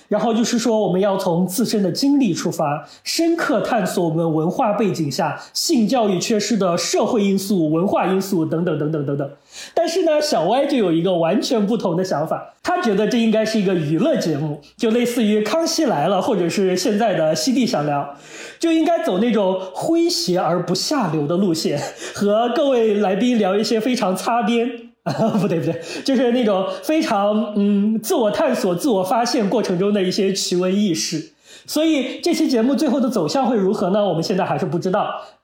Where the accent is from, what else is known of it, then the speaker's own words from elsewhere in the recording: Henan, China; 我们河南那边就是没有，我就是小时候没有过这个课